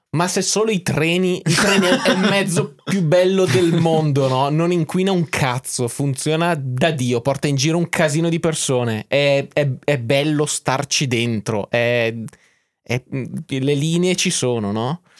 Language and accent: Italian; Belgium; Italian is a second language; Eh, sono belga, non sono italiano.